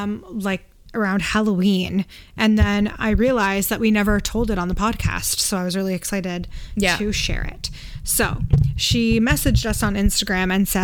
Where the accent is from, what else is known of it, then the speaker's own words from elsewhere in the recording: Canada; we're Canadian.